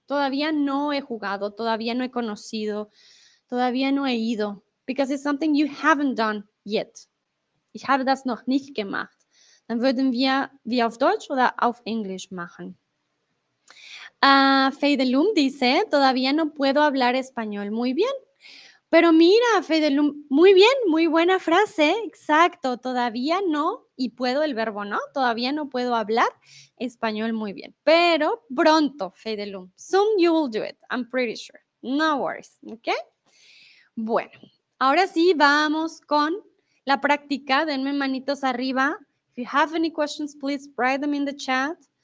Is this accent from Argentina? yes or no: no; Colombia; first language Spanish; also born or lived in Mexico; now in Germany; soy de Colombia. Comúnmente vivo en Alemania, ahora estoy en eh, México